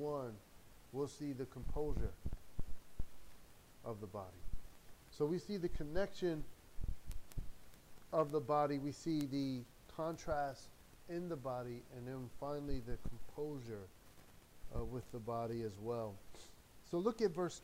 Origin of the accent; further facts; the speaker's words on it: United States; I'm American, man, I'm American